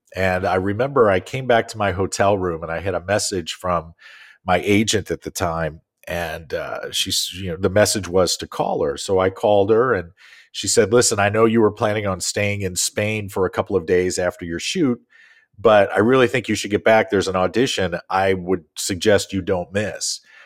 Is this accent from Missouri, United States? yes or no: yes; St. Louis, Missouri, United States; I grew up in Saint Louis